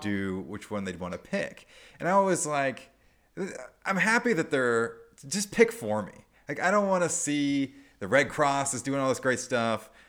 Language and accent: English; Nebraska, United States; moved away; also born or lived in Arizona; I'm from Nebraska, and eventually I moved to Arizona